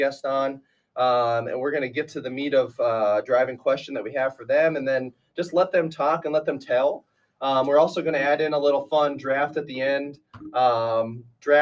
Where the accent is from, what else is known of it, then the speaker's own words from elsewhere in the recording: near Aberdeen, South Dakota, United States; moved away as an adult; now in Sioux Falls, United States; I'm from up there and I came down here to Sioux Falls actually